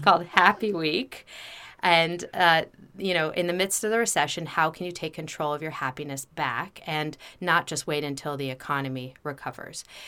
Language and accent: English; United States; also born or lived in New York / New Jersey / Bethesda, Maryland; I was born in New York. I grew up in New Jersey, and then in Bethesda, Maryland